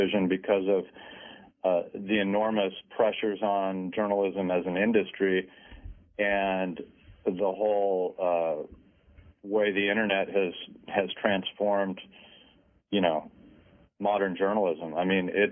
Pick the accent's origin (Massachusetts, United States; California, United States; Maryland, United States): California, United States; Modesto; also born or lived in Minnesota; I grew up in a town called Modesto, California. I was born in Minnesota